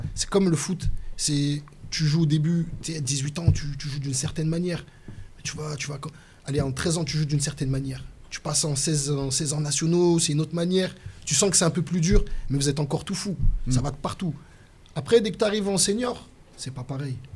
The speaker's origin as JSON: {"language": "French", "town": "Lyon", "region": "Auvergne-Rhône-Alpes", "country": "France", "said": "à Lyon, nous on parle en poucave"}